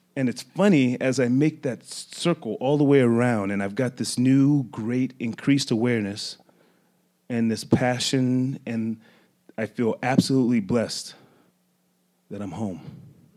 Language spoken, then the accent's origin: English; Las Vegas, Nevada, United States; I grew up in Las Vegas, Nevada, born and raised